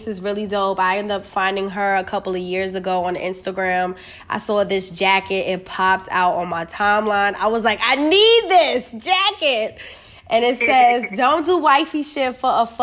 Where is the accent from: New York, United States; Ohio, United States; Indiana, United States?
New York, United States; moved away; I'm originally from New York